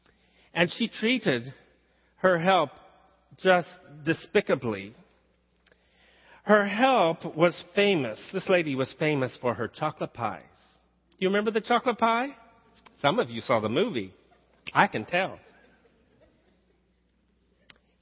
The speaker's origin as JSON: {"language": "English", "region": "the South", "country": "United States", "accent": "southern", "moved": "yes", "said": "I slipped into my southern talk. It is my first language."}